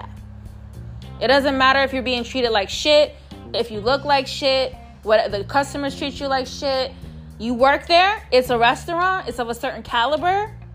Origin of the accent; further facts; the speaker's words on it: New York City, New York, United States; I'm from New York City